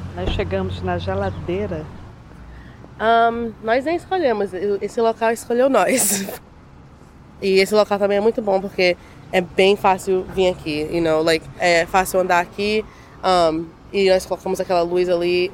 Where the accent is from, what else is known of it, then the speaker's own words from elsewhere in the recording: Conceição do Araguaia, Pará, Brazil; moved away; eu nasci em Conceição da Araguaia, no Pará